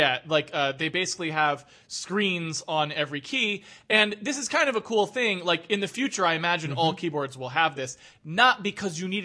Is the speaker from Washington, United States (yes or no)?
yes; Seattle, Washington, United States; I come from Seattle